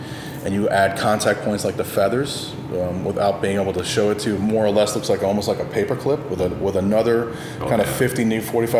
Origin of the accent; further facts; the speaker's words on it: United States; accent: Yankee; now in Tennessee, United States; I moved up to Tennessee where I'm a fucking Yankee. They hear my fucking Yankee accent.